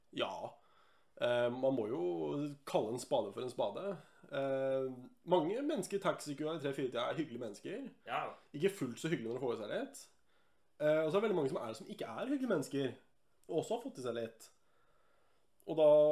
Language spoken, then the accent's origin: Norwegian; Lillehammer, Innlandet, Norway; fra Lillehammer